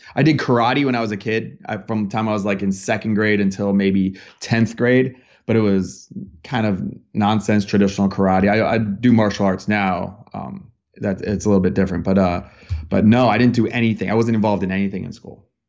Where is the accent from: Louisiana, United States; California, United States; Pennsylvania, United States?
Pennsylvania, United States; Bethlehem; moved away as an adult; now in Los Angeles, United States; I grew up in Bethlehem, Pennsylvania, so it's Bethlehem Steel